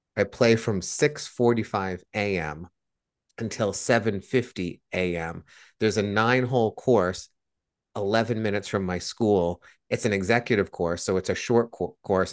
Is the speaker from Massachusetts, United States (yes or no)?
yes; Blackstone, Massachusetts, United States; When I was growing up in Blackstone, Massachusetts